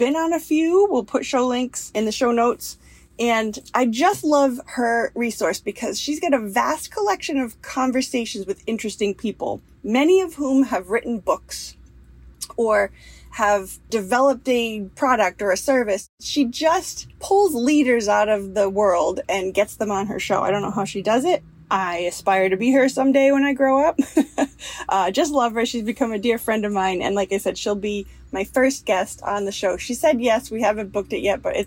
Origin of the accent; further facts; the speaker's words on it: Rhode Island, United States; I'm from Rhode Island, the biggest little state in the union, and there's a lot to do here.